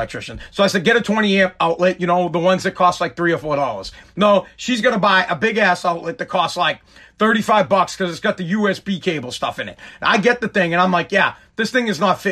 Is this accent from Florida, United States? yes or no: no; right outside of Boston, Massachusetts, United States; I'm from Boston, Massachusetts, wherever, right outside of Boston